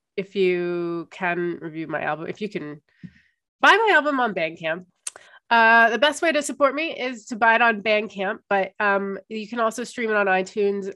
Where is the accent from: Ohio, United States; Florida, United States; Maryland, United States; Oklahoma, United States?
Ohio, United States; I grew up in Ohio in the 90s